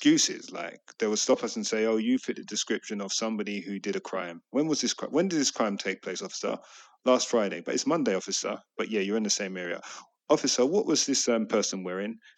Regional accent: London, United Kingdom; we grew up in Hackney

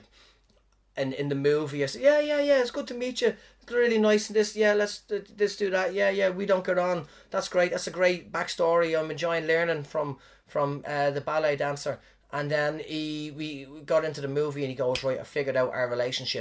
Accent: Ireland; now in New Zealand; when I was back in Ireland

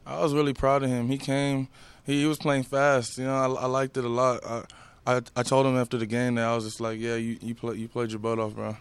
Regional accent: Houston, Texas, United States; I grew up in Houston

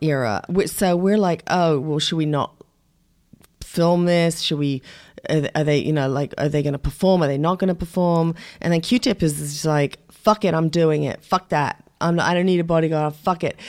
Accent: England, United Kingdom; moved away; also born or lived in Shamokin, Pennsylvania; I was brought up mostly in England, but my father was Ukrainian American

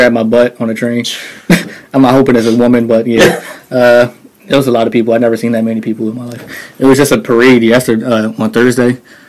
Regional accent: Philadelphia, Pennsylvania, United States; we're from Philly.

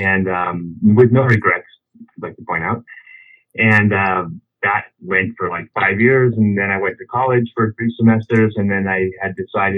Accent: Los Angeles, California, United States; I grew up in Los Angeles

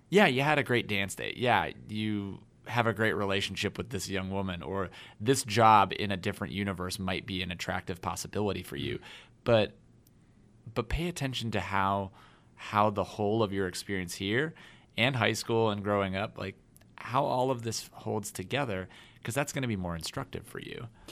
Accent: Denver, Colorado, United States; moved away as an adult; I came to Notre Dame from Denver, Colorado

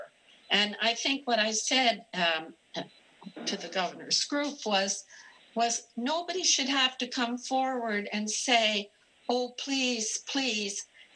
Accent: Canada; now in Kentucky, United States; I'm originally Canadian.

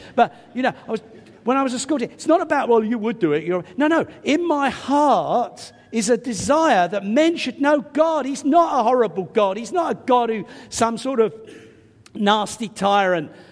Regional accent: England, United Kingdom; I'm English

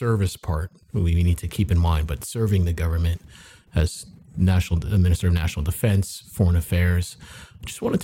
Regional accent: Nova Scotia, Canada; I'm from Nova Scotia.

